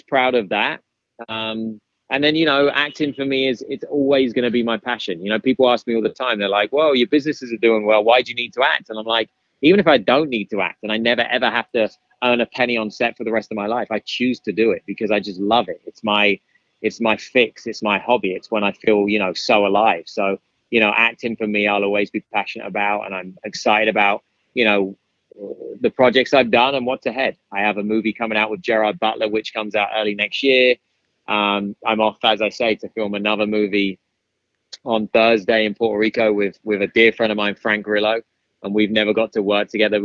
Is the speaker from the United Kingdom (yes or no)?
yes; United Kingdom; accent: British; My British accent